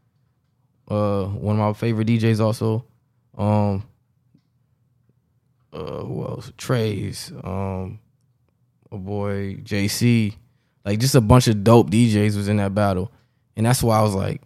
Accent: Rochester, New York, United States; I'm from Rochester, New York, upstate New York

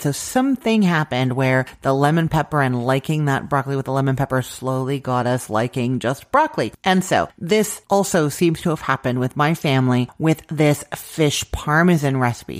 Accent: Canada; I'm Canadian

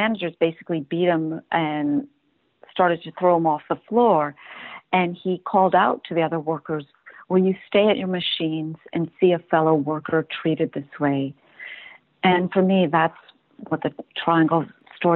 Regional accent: New York City, New York, United States; moved away as an adult; now in Berlin, Germany; born and bred in New York City and currently living in Berlin

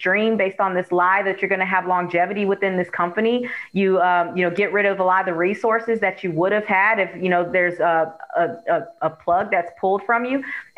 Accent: Oakland, California, United States; now in Florida, United States; Like when we moved here to Florida, I'm actually originally from Oakland, Oakland, California.

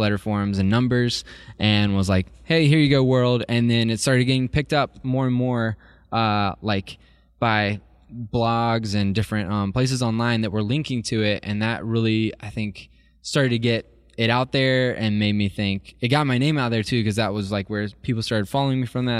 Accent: Columbus, Georgia, United States; I grew up in Columbus, Georgia

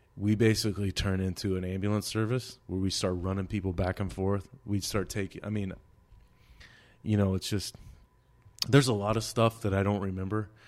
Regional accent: United States; I'm an American

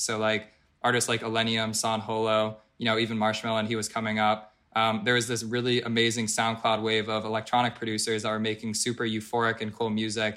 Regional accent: Philadelphia, Pennsylvania, United States; moved away as an adult; also born or lived in Colorado; I'm from Philadelphia, uh, born and raised in Pennsylvania.

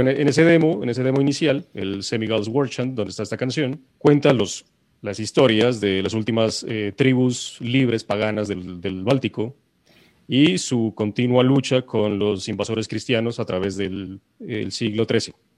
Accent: Pasto, Nariño, Colombia; now in Bogotá, Colombia; yo los estoy saludando desde mi tierra natal. Listo, estoy trasladado un mesecito a Pasto

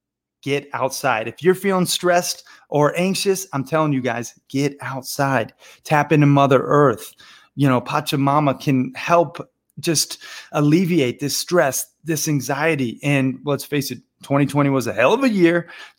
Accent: Montana, United States; also born or lived in Florida; but I grew up half in Montana and half in Florida. And I've lived all over the world, from Bangkok to Barcelona to Rio and everywhere in between.

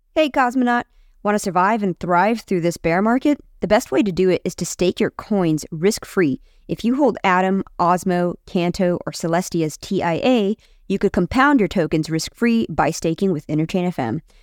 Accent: United States; as an American

